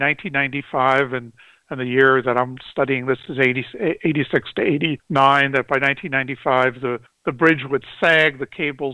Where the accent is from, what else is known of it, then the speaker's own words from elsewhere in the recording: New York City, New York, United States; I grew up in Brooklyn